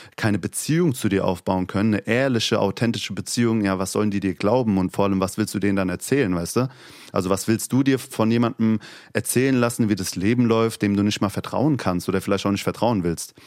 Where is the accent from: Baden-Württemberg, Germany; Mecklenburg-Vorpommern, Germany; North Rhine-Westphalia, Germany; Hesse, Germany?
Hesse, Germany; accent: Hessian; first language Turkish; now in Berlin, Germany; Ich habe das Hessische sehr lieb geworden und habe einen hessischen Dialekt